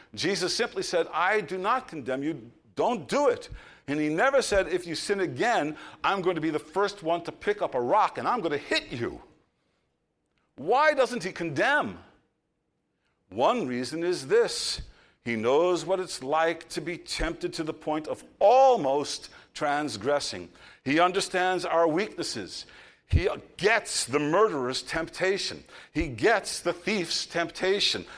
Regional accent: New York, United States; I'm from New York

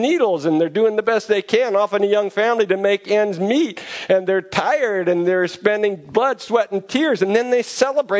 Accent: Fremont, California, United States; I grew up near Mission San Juan de Guadalupe, San Jose de Guadalupe in Fremont

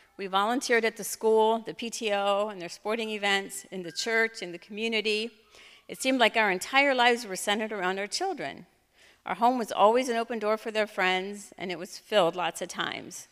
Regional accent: Fredericksburg, United States; I grew up in Fredericksburg

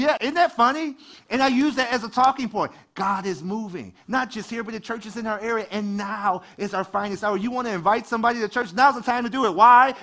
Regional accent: Detroit, Michigan, United States; I grew up in Detroit

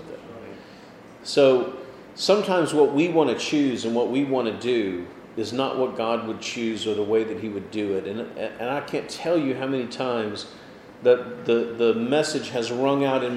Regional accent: Houston, Texas, United States; moved away; I grew up in Houston, Texas, which is not small town at all

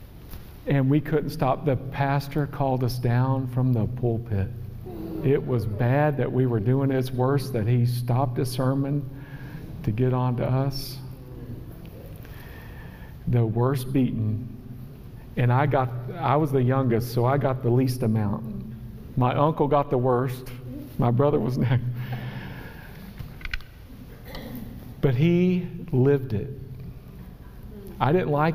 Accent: West Virginia, United States; I am from West Virginia

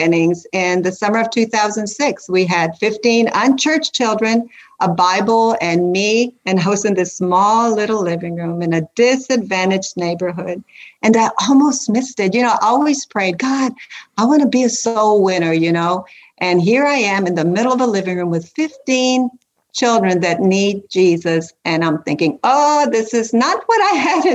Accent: South Texas, United States; now in Central Kentucky, United States; I'm from South Texas with Hispanic roots

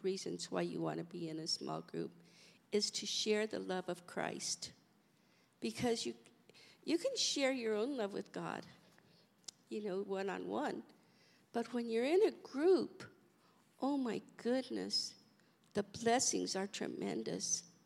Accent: Colorado, United States; moved away; We're from Colorado, so we really don't have a family out here

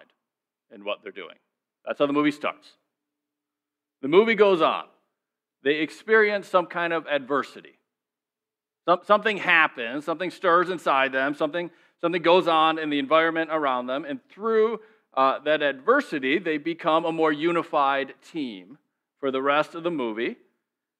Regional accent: Minnesota, United States; I'm from Minnesota

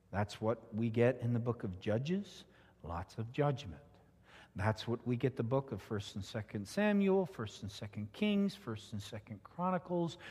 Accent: southern Ontario, Canada; moved away; I grew up in Ontario, Canada

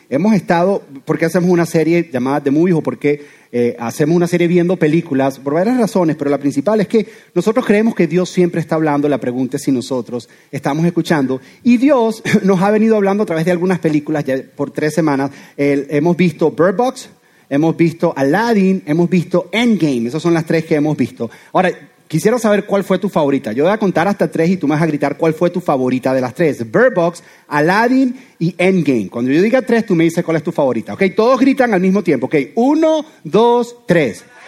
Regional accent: Venezuela; now in Doral, United States; soy venezolano

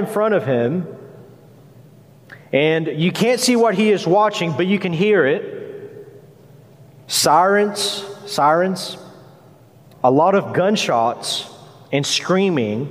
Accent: United States; us as American Christians

